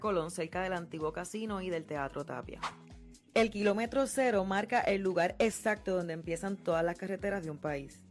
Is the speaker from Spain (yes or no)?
no; Puerto Rico; en mi país